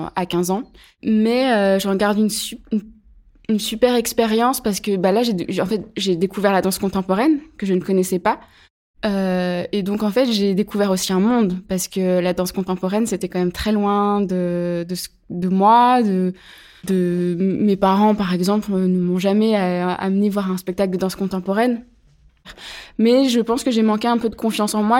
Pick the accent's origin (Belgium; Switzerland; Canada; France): France; Pierre-de-Bresse, Bourgogne-Franche-Comté; moved away as an adult; also born or lived in Chalon-sur-Saône; now in Chambéry, France; Je suis née à Chalon-sur-Saône, en Saône-et-Loire, dans le 71. J'ai grandi dans un petit village qui s'appelle Pierre-de-Bresse